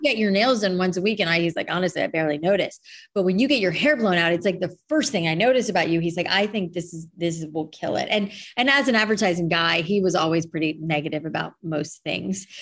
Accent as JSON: {"language": "English", "town": "Boca Raton", "region": "Florida", "country": "United States", "tie": "born or raised there", "also_born_or_lived": "New York / San Francisco", "moved": "as an adult", "lives_now": "Los Angeles, United States", "said": "we grew up in Boca"}